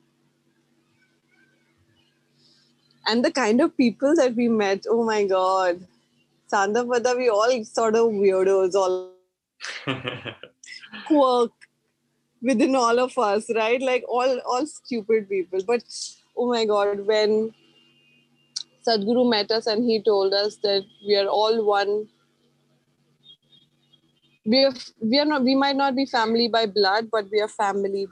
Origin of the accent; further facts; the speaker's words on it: Mumbai, Maharashtra, India; because I was from Bombay